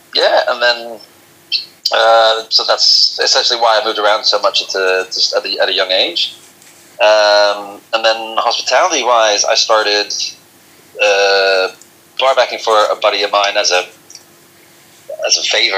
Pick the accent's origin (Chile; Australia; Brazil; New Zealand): Australia; moved away as an adult; also born or lived in Amsterdam, Netherlands / Tokyo, Japan / Singapore; I was born in Amsterdam, left when I was two and a half, and then I grew up in Tokyo 5 years, Singapore 3 years, Australia 14, went back to Australia in between for a year, and then until recently I lived in Amsterdam for 14 years.